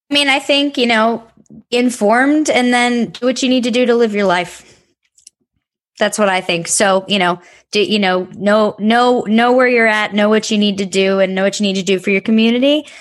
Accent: Texas, United States; now in New York City, United States; I grew up in Texas

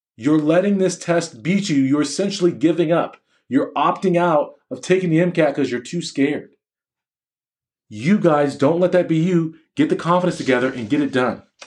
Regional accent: United States; I'm an American, an American Black male physician.

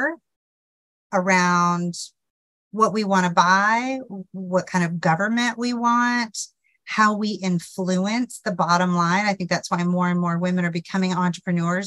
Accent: Memphis, Tennessee, United States; I'm from the South, as you know, I'm from Memphis, just up the road a piece from you.

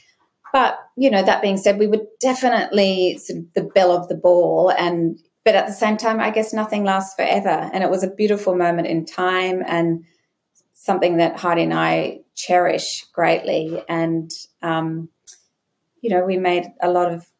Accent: Brisbane, Queensland, Australia; Growing up in Brisbane in the 90s

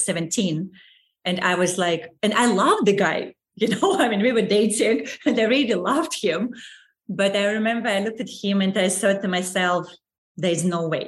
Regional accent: Saint Petersburg, Russia; moved away as an adult; I was born in St. Petersburg

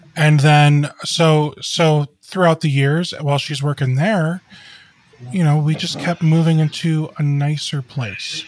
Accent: Cleveland, Ohio, United States; I grew up in the Cleveland area.

